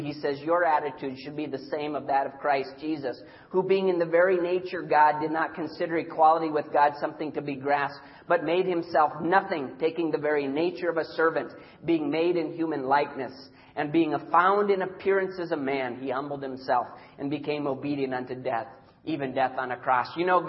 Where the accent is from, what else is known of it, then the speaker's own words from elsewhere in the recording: Papua, Indonesia; I had the privilege as a little boy being born and raised in Irian Jaya, Indonesia. And Deb and I serve on that island today.